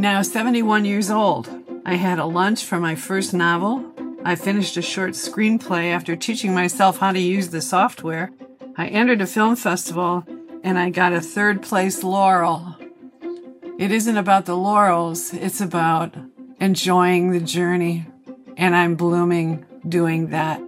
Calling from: Capricorn Coast, Queensland, Australia; I am calling you from the Capricorn coast of Queensland, Australia

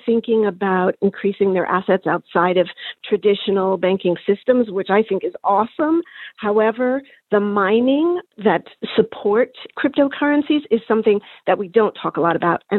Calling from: Durham, North Carolina, United States; I'm calling from Durham, North Carolina.

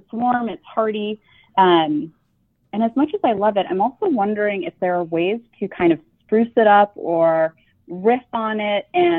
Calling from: Seattle, Washington, United States; I am well. I am calling from Seattle.

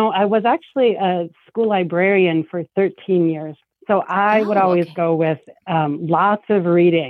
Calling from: Denver, Colorado, United States; I'm calling from Denver, Colorado.

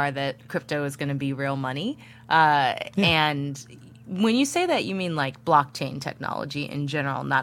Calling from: Fallbrook, California, United States; I'm calling from Fallbrook, California, in San Diego County.

